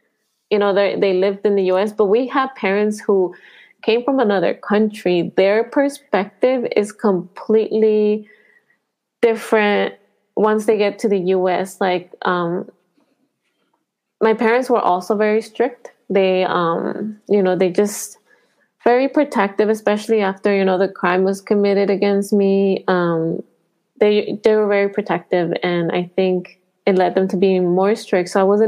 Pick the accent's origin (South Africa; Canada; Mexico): Mexico; born there; some of these countries, I was born in Mexico, so a lot of these countries are dangerous, especially for Latinas.